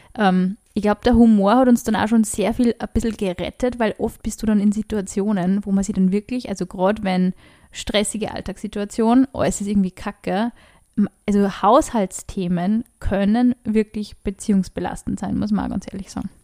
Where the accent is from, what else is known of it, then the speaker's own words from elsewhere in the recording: Upper Austria, Austria; ich bin aus Oberösterreich